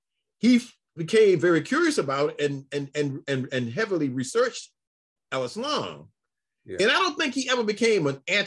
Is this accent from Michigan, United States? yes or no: yes; Detroit, Michigan, United States; also born or lived in Alabama; I'm sitting in Detroit. I say, we in Detroit. We came from Alabama.